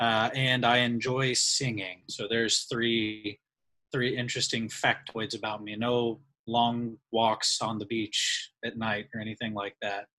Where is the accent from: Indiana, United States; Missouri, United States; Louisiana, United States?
Missouri, United States; Southwest; I am from Southwest Missouri, you know, Branson, Springfield, Ozark area. Went to school with Bishop at Freed Hardeman.